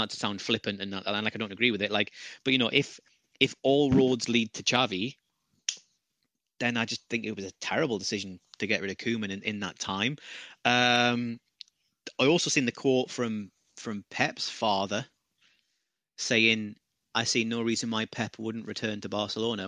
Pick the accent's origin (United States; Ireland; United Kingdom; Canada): United Kingdom; as a Brit